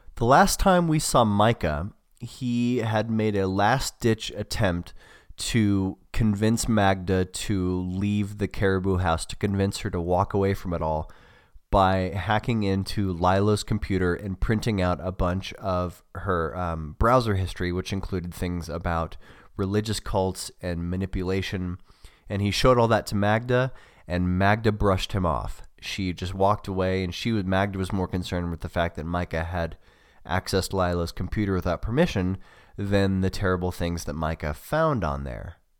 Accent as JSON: {"language": "English", "country": "United States", "also_born_or_lived": "Australia", "said": "I'm an American"}